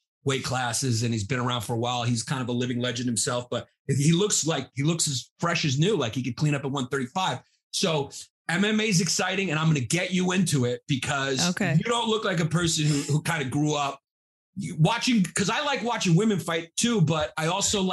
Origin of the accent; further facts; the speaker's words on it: United States; we're American